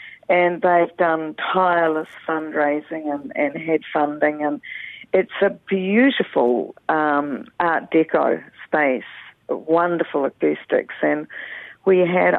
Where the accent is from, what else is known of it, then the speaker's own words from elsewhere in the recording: Greymouth, West Coast, New Zealand; also born or lived in North Island; I mean, especially for me in the South Island, because I'm originally from Greymouth. My whole family were, you know, generations of the whānau down here.